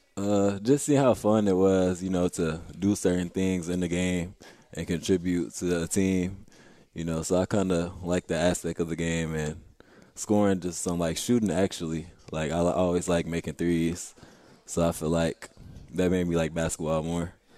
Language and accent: English; Rockford, Illinois, United States; now in St. Louis, United States; Rockford, Illinois